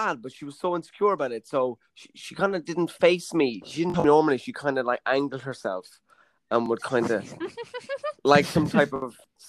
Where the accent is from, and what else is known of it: Ireland